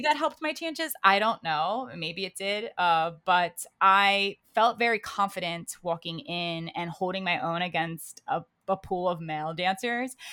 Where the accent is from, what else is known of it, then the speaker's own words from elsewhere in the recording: Baltimore, Maryland, United States; moved away as an adult; now in New York City, United States; I'm originally from Baltimore, Maryland is where I grew up